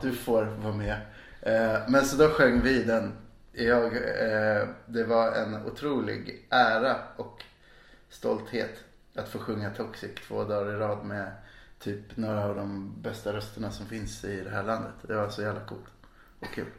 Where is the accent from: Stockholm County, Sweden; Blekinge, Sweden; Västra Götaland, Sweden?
Stockholm County, Sweden; Stockholm; moved away as an adult; now in Malmö, Sweden; Jag är från mitt i centrala Stockholm. Mm. Där jag växte upp